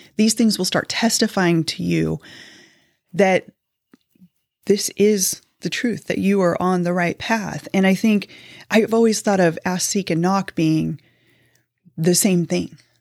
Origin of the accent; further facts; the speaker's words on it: Kansas City, United States; moved away as an adult; also born or lived in Fishers, Indiana; we were actually born and raised in Kansas City, um, lived there for the majority of my life